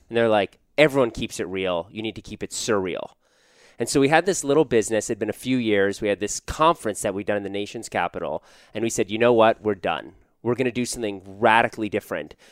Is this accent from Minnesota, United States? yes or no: no; Washington, District of Columbia, United States; moved away as an adult; also born or lived in Wisconsin; I grew up in Washington, D C